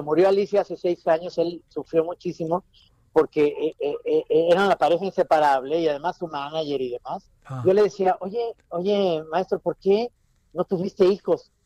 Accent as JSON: {"language": "Spanish", "town": "Guadalajara", "region": "Jalisco", "country": "Mexico", "said": "soy tapatío"}